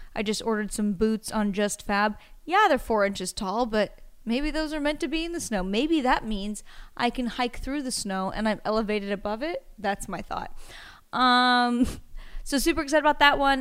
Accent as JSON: {"language": "English", "town": "Astoria", "region": "Oregon", "country": "United States", "said": "I'm from a very small town, you might know it, called Astoria"}